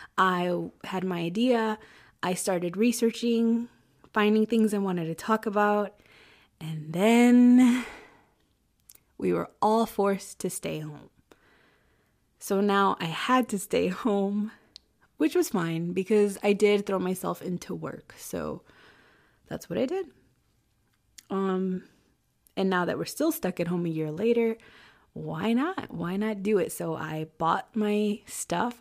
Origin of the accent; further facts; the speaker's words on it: Chicago, Illinois, United States; I was born in Chicago and raised in the suburbs of Chicago.